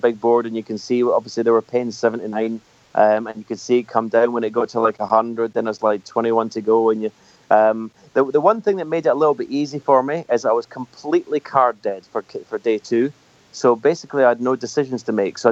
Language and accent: English; Scotland, United Kingdom; being born and bred in Scotland and staying in Scotland